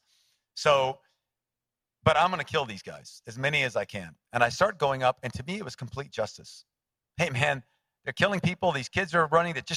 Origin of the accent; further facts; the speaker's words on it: United States; I'm an American